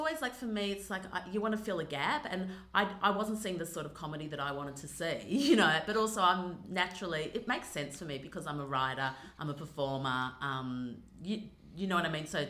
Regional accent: Australia; accent: Australian; also born or lived in Los Angeles, United States; I'm definitely an Australian girl

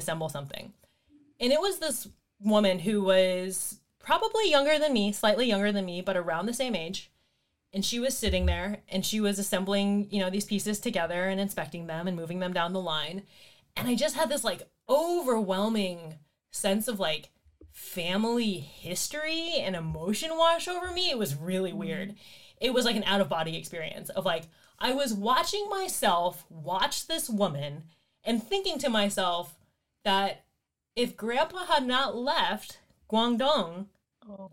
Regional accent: United States; in America, I'm American. I only speak American.

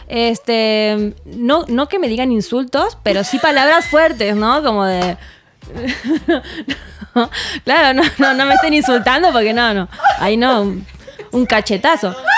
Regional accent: Argentina; now in Mexico

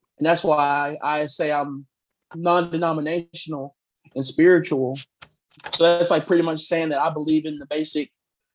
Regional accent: the South, United States; moved away; I grew up in, you know, growing up in the South

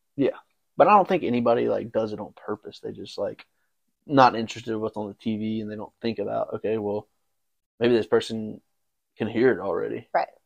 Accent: Brandon, Mississippi, United States; also born or lived in Memphis, Tennessee; now in Texas, United States; I am from the great city of Brandon, Mississippi.

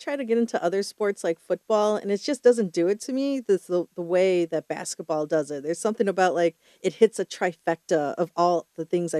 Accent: Chicago, Illinois, United States; I am from Chicago

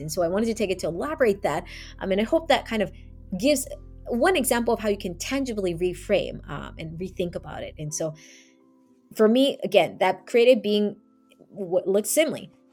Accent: United States; Being Asian American

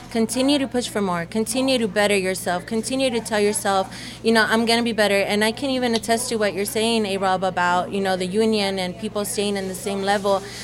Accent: United States; English is a second language; also born or lived in El Salvador; I came back, didn't know the language

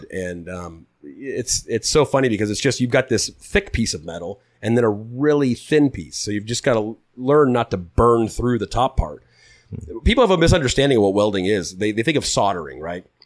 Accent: Huntington Beach, California, United States; also born or lived in Arizona; I grew up in Huntington Beach, born and raised

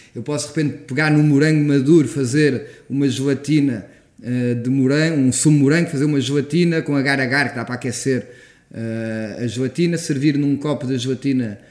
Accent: Portugal; enquanto português

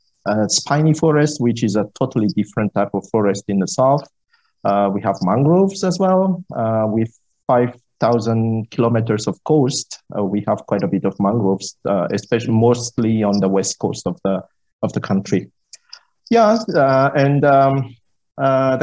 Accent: Madagascar; I'm from Madagascar. Born there, raised there

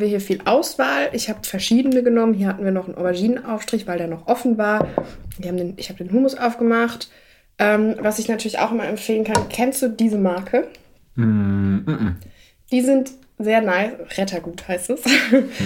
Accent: Germany; da, wo ich aufgewachsen bin, ist ja nahe zu Frankreich

